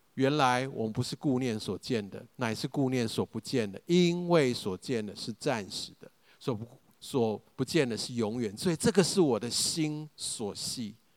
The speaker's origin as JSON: {"language": "Chinese", "region": "Taichung", "country": "Taiwan", "tie": "born or raised there", "also_born_or_lived": "United States / Taipei", "said": "我其实从小就在东海大学校园长大"}